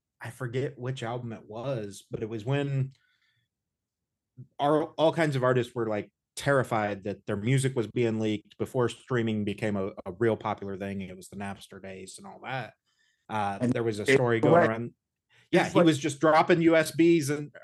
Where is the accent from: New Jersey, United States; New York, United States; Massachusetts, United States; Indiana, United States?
Indiana, United States; I'm from Indiana